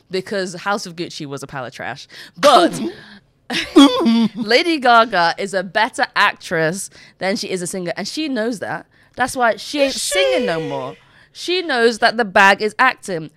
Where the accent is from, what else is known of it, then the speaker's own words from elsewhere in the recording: Nigeria; I'm Nigerian